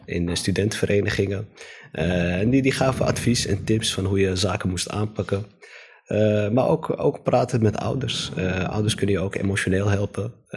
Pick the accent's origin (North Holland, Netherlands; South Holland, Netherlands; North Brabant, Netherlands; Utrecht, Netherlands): North Holland, Netherlands; Amsterdam; ik ben opgegroeid in Amsterdam-Osdorp.